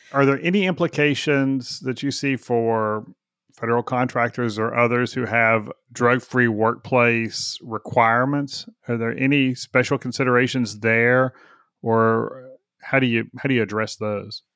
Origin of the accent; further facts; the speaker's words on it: Texas, United States; I'm a Texan